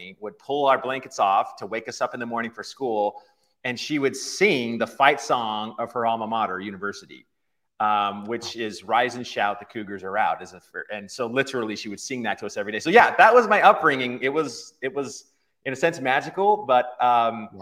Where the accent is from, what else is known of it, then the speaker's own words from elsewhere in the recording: Farmington, Utah, United States; I was born and raised in Utah, Farmington, Utah, which is just about 20 miles or so north of Salt Lake City, Utah